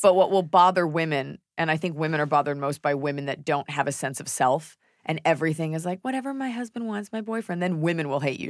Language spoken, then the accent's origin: English; Texas, United States; I am a Texan